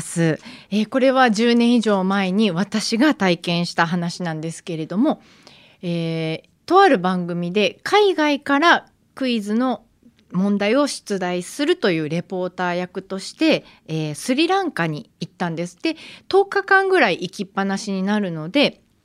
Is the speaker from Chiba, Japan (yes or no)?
no; Kyoto, Japan; now in Tokyo, Japan; 京都が実家であの伏見稲荷神社が家から一番近い大きな神社なので毎年初詣行って